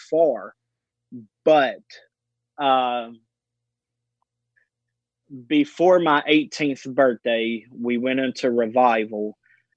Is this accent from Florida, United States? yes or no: no; Owensboro, Kentucky, United States; I was raised in Owensboro, Kentucky, a small community